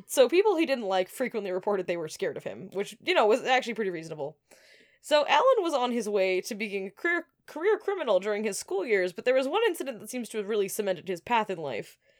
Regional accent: Alberta, Canada; also born or lived in Moncton, New Brunswick, Canada; now in New York, United States; I grew up in Alberta.

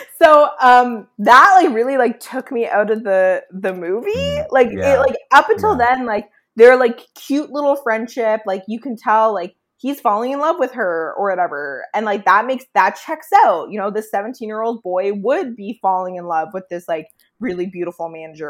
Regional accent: Burlington, Ontario, Canada; Burlington, my hometown

